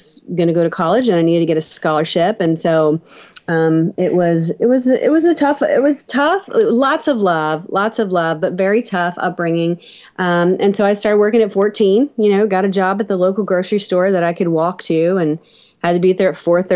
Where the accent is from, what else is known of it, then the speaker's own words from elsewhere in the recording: South Louisiana, United States; I was raised in South Louisiana, out in the country